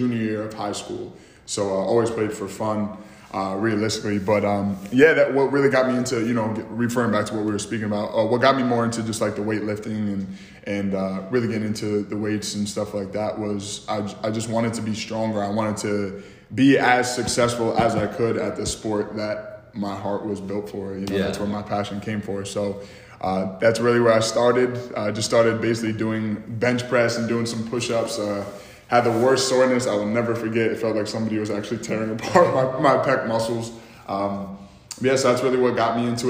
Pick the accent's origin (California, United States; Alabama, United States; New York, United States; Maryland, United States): New York, United States; Troy; I'm from Troy, New York, Lansingburg, New York, small little town right in Albany. It's pretty much cold, gray, gloomy here 24/7, but you know, that's home. That's where I'm from. That's where I grew up and that's where I'm currently residing